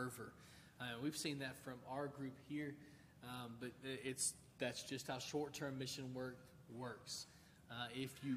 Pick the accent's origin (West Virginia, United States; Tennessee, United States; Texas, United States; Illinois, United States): Tennessee, United States; moved away; we'll be going to my hometown. They were hit by a massive flood about this time last year. Houses were knocked off their foundation. Obviously, it's in Tennessee.